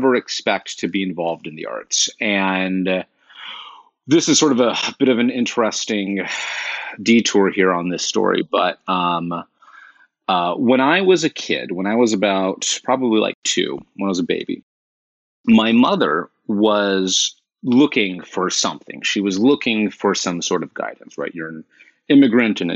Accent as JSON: {"language": "English", "town": "Los Angeles", "region": "California", "country": "United States", "tie": "born or raised there", "also_born_or_lived": "Northampton, Massachusetts / Oakland, California", "moved": "as an adult", "lives_now": "New York, United States"}